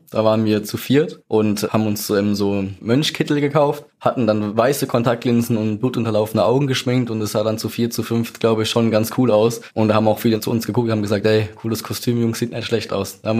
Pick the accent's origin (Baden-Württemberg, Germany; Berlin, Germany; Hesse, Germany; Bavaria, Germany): Baden-Württemberg, Germany; Mannheim; Ich bin 22 Jahre alt. Ich komme aus Mannheim.